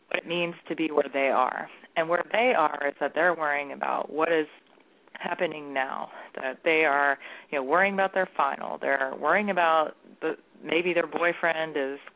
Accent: Texas, United States; now in Columbus, United States; I'm Texan

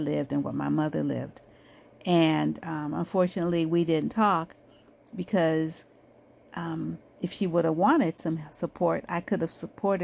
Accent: United States; I am Black American

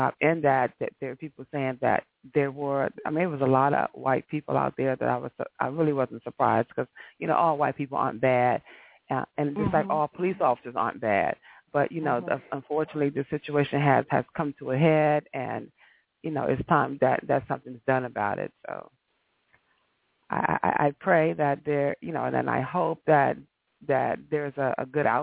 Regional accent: Washington, District of Columbia, United States; I'm from Washington, D.C.

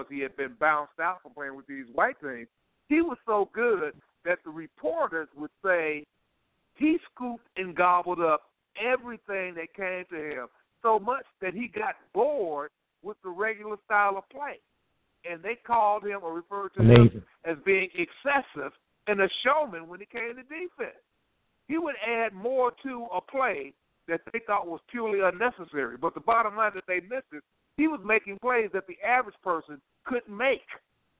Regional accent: Chicago, Illinois, United States; I'm from Chicago

